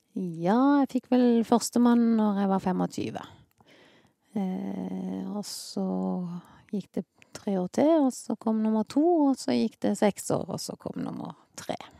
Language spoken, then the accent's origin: Norwegian; Sørlandet, Southern Norway, Norway; accent: sørlending; also born or lived in Ålesund; Jeg kom til Sørlandet i 1970.